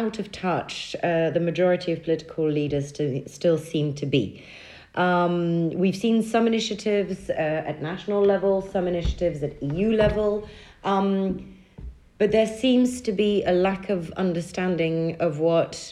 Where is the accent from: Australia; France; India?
France; moved away as an adult; now in Belgium; my home country, France, and of my new home country, my host country, Belgium